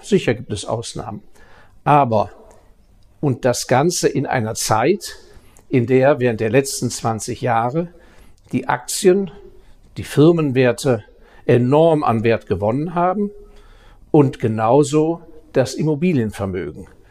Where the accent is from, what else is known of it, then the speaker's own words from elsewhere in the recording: Baden-Württemberg, Germany; Ich als äh, Badener